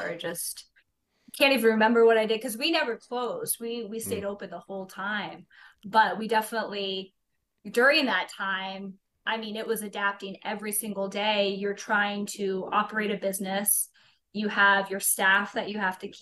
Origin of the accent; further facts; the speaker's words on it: Fairbanks, Alaska, United States; now in Anchorage, United States; I was born and raised in Fairbanks